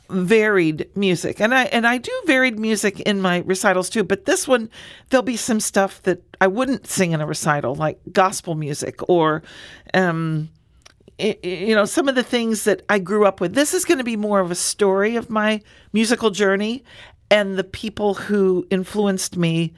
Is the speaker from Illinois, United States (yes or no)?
yes; Springfield, Illinois, United States; born there; I was born in Springfield. My family is all from Southern Illinois, in Alexander and Jackson County